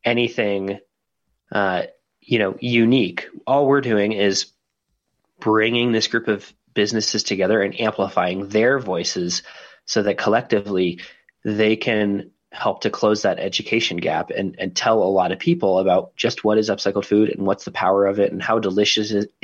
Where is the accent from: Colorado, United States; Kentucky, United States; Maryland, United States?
Colorado, United States; Denver; my hometown, Denver, Colorado